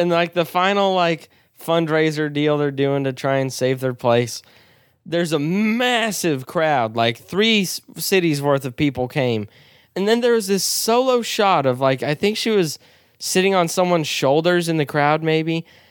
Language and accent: English; United States; as an American